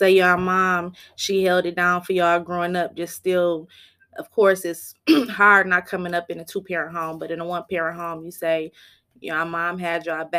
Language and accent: English; Flint, Michigan, United States; I'm from Flint, Michigan. I grew up on the north side as well.